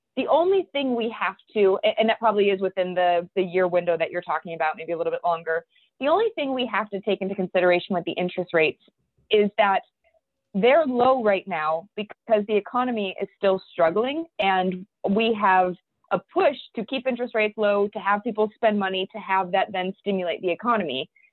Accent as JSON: {"language": "English", "town": "Cleveland", "region": "Ohio", "country": "United States", "tie": "born or raised there", "said": "we were born and raised in Cleveland"}